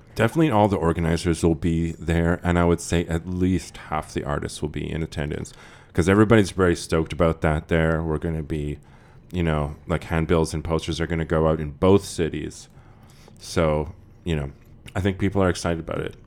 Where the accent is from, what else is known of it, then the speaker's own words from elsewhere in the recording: Regina and Saskatoon, Saskatchewan, Canada; I spent half my childhood growing up in Regina and half in Saskatoon. So I equally feel like I'm from both places